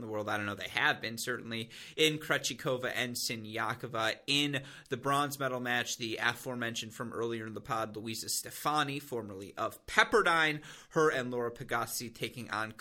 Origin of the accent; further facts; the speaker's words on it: United States; we're both from the United States